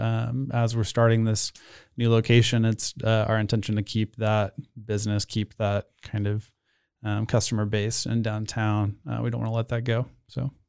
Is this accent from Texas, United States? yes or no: yes; Austin, Texas, United States; moved away as an adult; also born or lived in Portland, Oregon; now in Waco, United States; I grew up in Austin